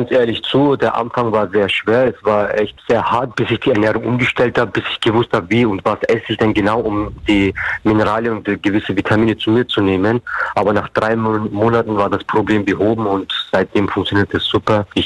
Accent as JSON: {"language": "German", "region": "Bavaria", "country": "Germany", "said": "Ich komme aus Bayern und Bayern"}